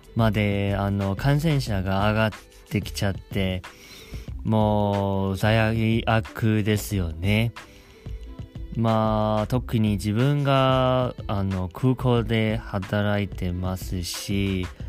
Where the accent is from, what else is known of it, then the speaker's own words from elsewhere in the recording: Taiwan; now in Japan; 台湾出身ですし台湾にもすごく帰りたいと思っています